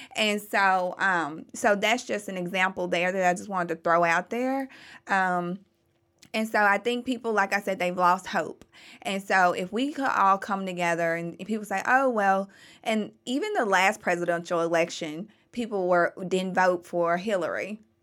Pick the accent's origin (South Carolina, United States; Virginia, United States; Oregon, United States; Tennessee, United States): Tennessee, United States; Memphis; I was born and raised in Memphis. I'm a true blue Memphian